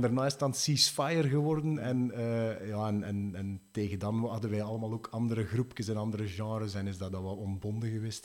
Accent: Sint-Niklaas, Flanders, Belgium; ik ben oorspronkelijk van Sint-Niklaas

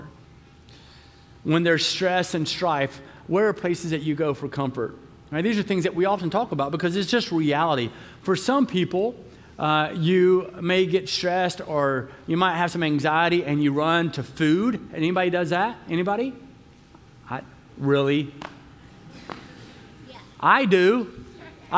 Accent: the South, United States; I'm from the South

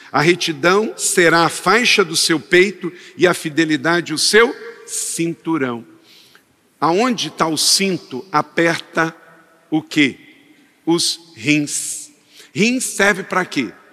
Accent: Brazil; como brasileiro

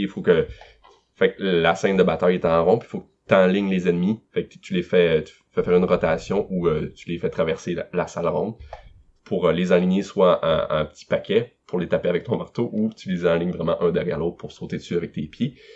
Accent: Carleton-sur-Mer, Quebec, Canada; je suis de Carleton à Gaspésie

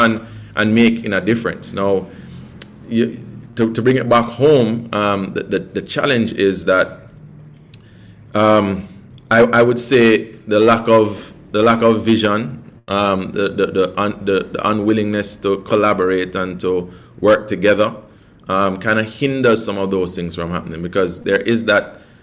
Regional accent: Jamaica; I'm just from Jamaica

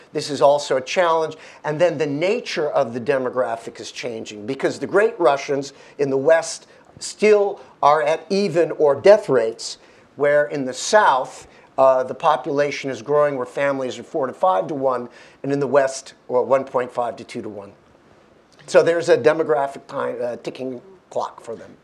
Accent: Georgia; moved away; also born or lived in United States; I'm originally from Georgia, but educated in the United States.

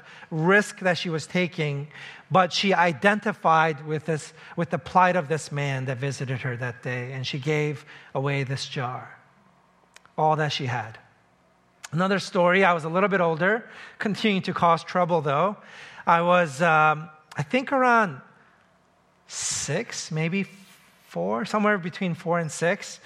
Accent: New York City, New York, United States; I grew up in New York City

